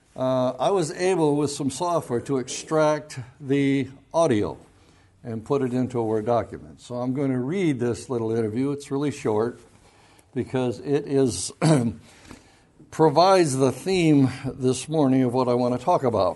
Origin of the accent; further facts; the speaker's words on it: Grand Haven, Michigan, United States; I was raised right there in Spring Lake and Grand Haven.